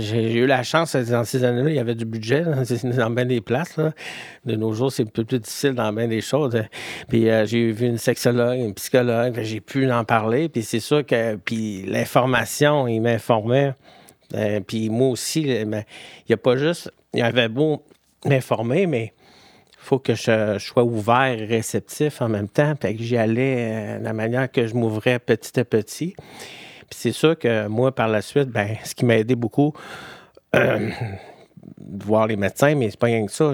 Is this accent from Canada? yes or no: yes; Quebec City, Quebec, Canada; je viens de Québec à Beauport